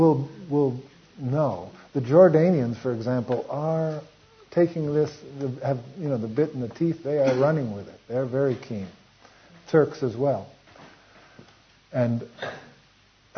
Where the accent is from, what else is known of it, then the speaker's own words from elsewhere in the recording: United States; I'm an American